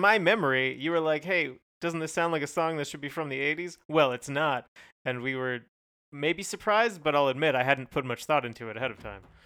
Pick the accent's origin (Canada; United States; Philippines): Canada; we're Canadian